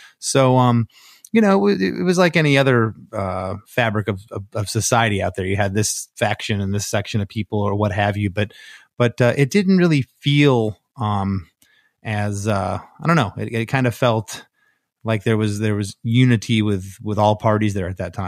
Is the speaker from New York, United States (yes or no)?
no; Port Charlotte, Florida, United States; then I met our old drummer, Vinny, and him and I grew up in Gainesville, or excuse me, in Port Charlotte.